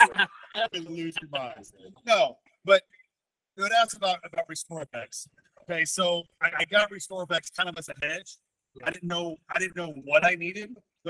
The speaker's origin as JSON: {"language": "English", "town": "Lubbock", "region": "Texas", "country": "United States", "tie": "born or raised there", "moved": "yes", "said": "I was in Lubbock. It's my hometown."}